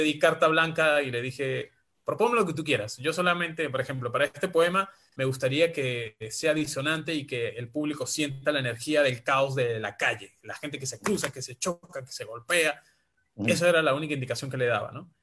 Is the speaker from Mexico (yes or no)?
no; San Juan de Colón, Táchira, Venezuela; moved away as an adult; now in Peru; Soy venezolano de nacimiento, ya prácticamente peruano de corazón por adopción